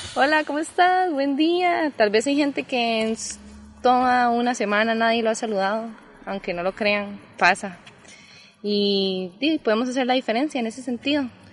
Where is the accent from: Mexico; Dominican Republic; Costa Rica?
Costa Rica; also born or lived in Colombia; crecimos por acá en Costa Rica